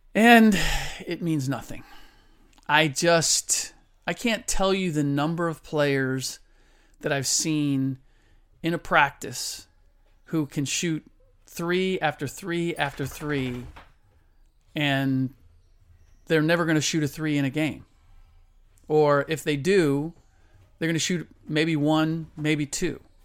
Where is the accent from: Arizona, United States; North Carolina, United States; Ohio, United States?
Ohio, United States; Cincinnati; moved away; I was born and raised in Cincinnati